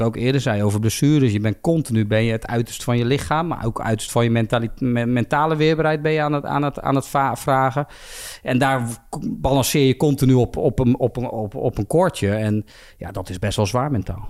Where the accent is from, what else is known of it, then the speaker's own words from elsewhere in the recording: Bergschenhoek, South Holland, Netherlands; also born or lived in Belgium; ik ben hier opgegroeid. Mijn vrienden zitten hier